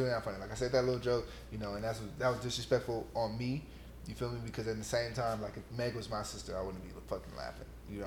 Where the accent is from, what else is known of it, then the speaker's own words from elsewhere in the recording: West Coast, United States; I'm from the West Coast